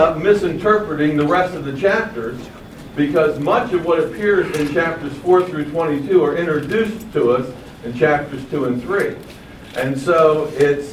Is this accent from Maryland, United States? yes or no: yes; Baltimore, Maryland, United States; I grew up in Baltimore, which was, when I was a youngster, was the second largest port on the eastern seaboard